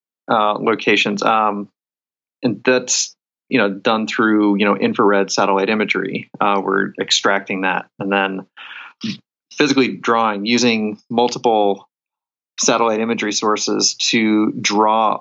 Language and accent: English; Kansas, United States; moved away as an adult; also born or lived in South Korea; now in Oregon, United States; I grew up in Kansas